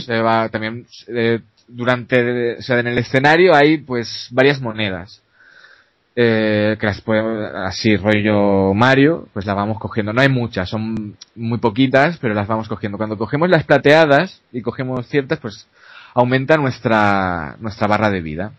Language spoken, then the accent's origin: Spanish; a small town near Barcelona, Catalonia, Spain; yo soy de un pueblecito cercano a Barcelona